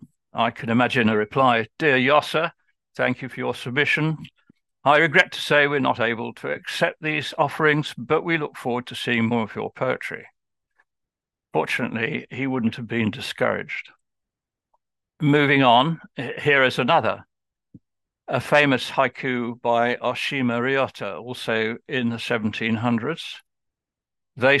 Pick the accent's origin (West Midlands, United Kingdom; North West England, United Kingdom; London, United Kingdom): West Midlands, United Kingdom; Birmingham; I'm just from Birmingham